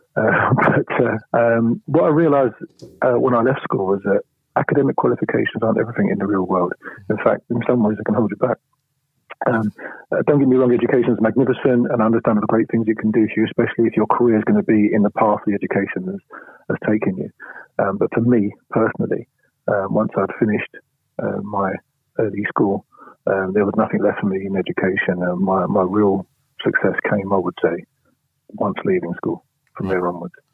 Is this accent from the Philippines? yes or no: no; London, United Kingdom; also born or lived in Poplar, London; I was born in Bethnal Green